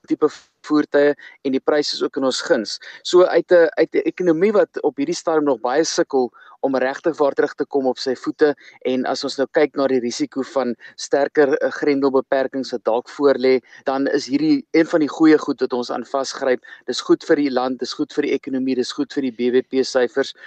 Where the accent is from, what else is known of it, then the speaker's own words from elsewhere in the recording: South Africa; vir ons as Suid-Afrikaners